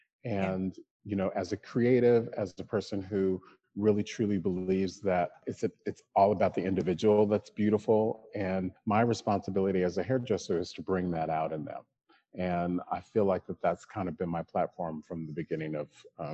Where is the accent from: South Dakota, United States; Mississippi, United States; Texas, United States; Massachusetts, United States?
Texas, United States; Killeen; now in New York, United States; Black kid from Killeen, Texas. My dad was in the military, so we traveled all over the world. I say that I'm a Texan because that was the place I lived the longest.